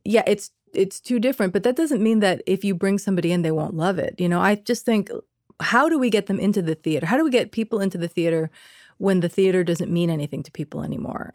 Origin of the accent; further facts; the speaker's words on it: Bay Area, California, United States; first language Spanish; English is a second language; growing up in the Bay Area